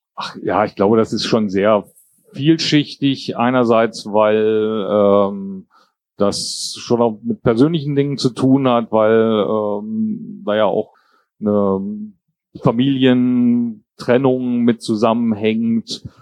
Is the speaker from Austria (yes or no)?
no; Kassel, Hesse, Germany; also born or lived in Jordan / Braunschweig; Also aufgewachsen bin ich in Kassel